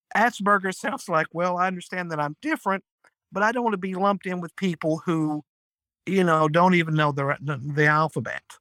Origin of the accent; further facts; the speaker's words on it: North Georgia, United States; I'm from North Georgia. I've lived in Georgia all my life